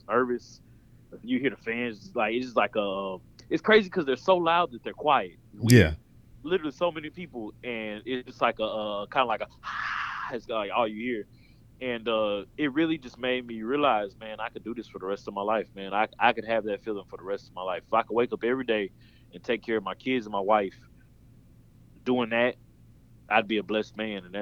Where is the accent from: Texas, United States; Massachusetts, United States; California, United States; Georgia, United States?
Texas, United States; Baytown; I'm Baytown.